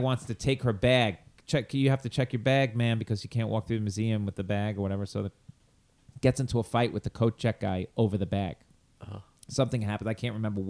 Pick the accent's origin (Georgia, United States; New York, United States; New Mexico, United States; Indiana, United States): New York, United States; Long Island; accent: Long Island; I have a little Long Island accent.